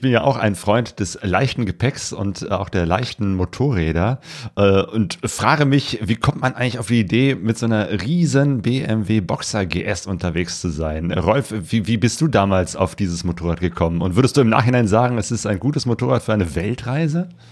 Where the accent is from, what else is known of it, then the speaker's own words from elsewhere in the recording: Germany; als Deutsche